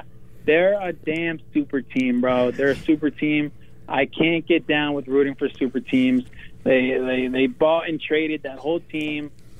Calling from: New Jersey, United States; from Jersey. How we doing?

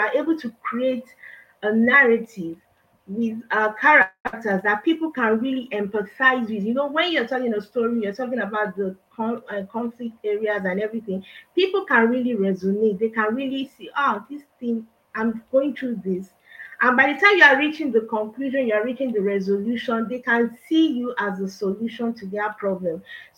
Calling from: Nigeria; I'm talking from Nigeria.

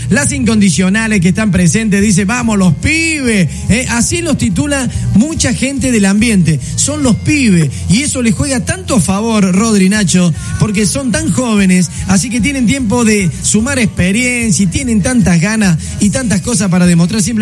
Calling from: General Pico, La Pampa, Argentina; hola, buenas tardes … soy de General Pico, La Pampa

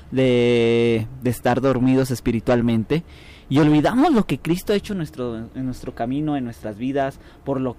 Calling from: San José de Ayala, Mexico; Sí, buenas noches, Radio Esperanza. Buenas noches, hermanos. Que Dios les bendiga. … de San José de Ayala.

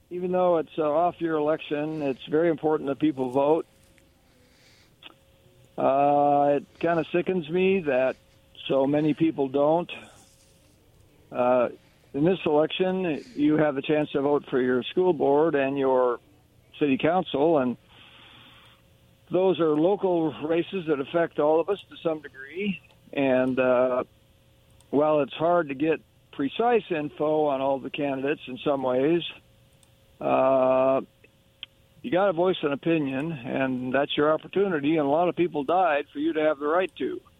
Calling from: Kennewick, Washington, United States; Uh, this is … chiming in from Kennewick.

